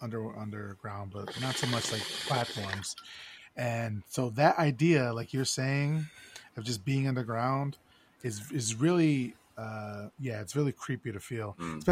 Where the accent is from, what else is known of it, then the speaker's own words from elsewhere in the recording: Chicago, Illinois, United States; now in Austin, United States; I'm originally from Chicago. I'm living in Austin now.